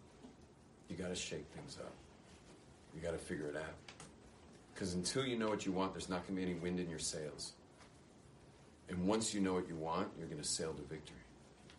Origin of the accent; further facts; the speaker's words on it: California, United States; moved away; I was obviously born in California, but what am I still doing being so Californian?